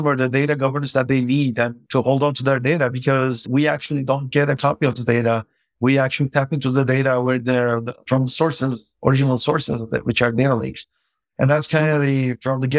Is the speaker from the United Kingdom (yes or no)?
no; Turkey; moved away; I grew up in Turkey, which is a developing country